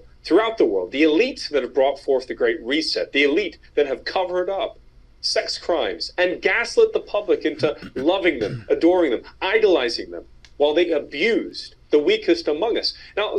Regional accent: England, United Kingdom; now in United States; I was a British citizen. I grew up in England. I'm an American now

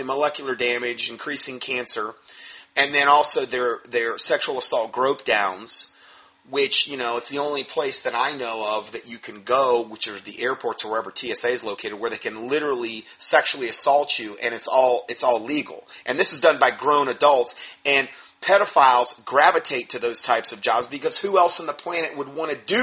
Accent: Florida, United States; where I grew up in Florida

